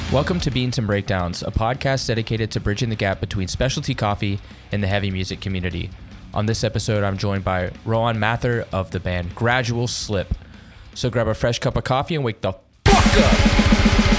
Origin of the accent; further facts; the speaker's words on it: Georgia, United States; accent: twang; I'm from Georgia. So I I get a bit of that twang come through